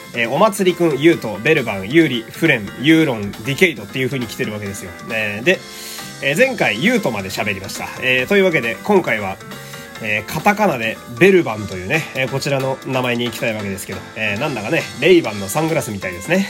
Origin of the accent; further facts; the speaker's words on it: Fukui, Japan; now in Tokyo, Japan; 地元の福井が